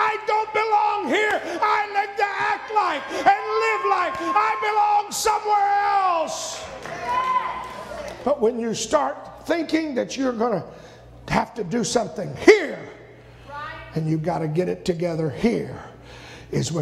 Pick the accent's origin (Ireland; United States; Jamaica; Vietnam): United States; I'm an American citizen